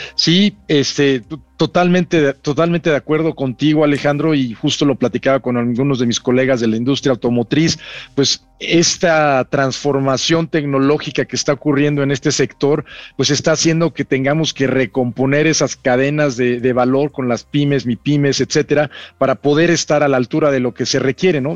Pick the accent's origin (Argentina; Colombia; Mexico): Mexico; Somos embajadores de México